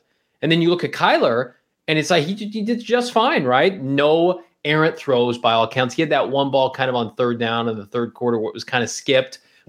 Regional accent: Illinois, United States; moved away; I grew up in Illinois

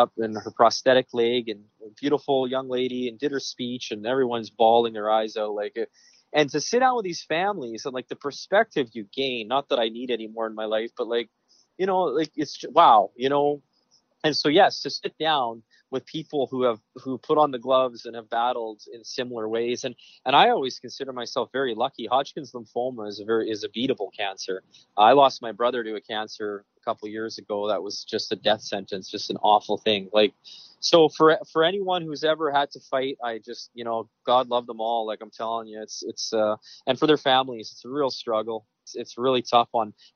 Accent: Western Canada, Canada; moved away; I grew up in Western Canada, CFL football, hockey

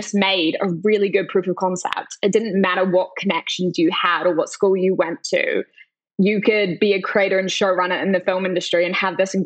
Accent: New Zealand; moved away; when I was growing up in New Zealand

